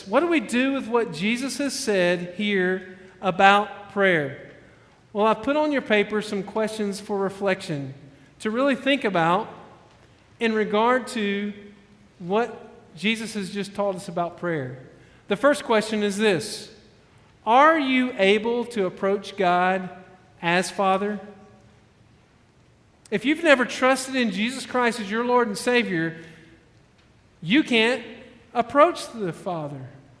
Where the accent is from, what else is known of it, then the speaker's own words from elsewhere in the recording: Alabama, United States; You know, I came from Alabama. I know that as being like the tornado shelter.